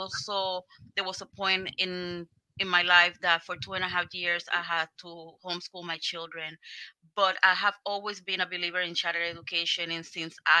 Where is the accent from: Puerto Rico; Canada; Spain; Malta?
Puerto Rico; now in Rochester, United States; I am from Puerto Rico.